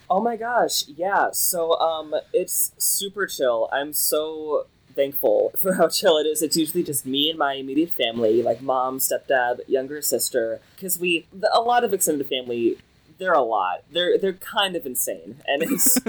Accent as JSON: {"language": "English", "town": "Lexington", "region": "Kentucky", "country": "United States", "tie": "born or raised there", "said": "I'm from Lexington. It's like the central Kentucky area"}